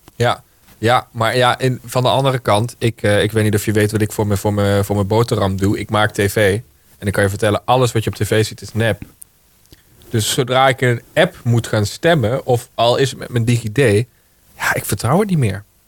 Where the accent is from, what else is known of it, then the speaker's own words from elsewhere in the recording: Heerlen, Limburg, Netherlands; now in Baarn, Netherlands; Ik woon in Baren, maar ik kom uit, eh, ik kom uit Hoensbroek in Heerlen.